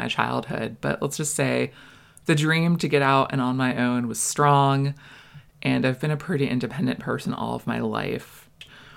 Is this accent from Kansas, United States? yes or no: no; Florida, United States; also born or lived in Maine; I was born in Maine, and we moved to Florida when I was 6